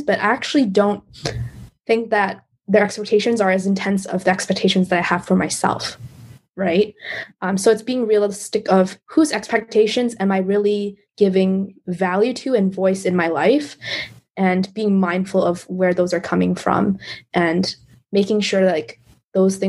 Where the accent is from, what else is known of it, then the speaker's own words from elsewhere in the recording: Canada; I'm a Canadian Chinese girl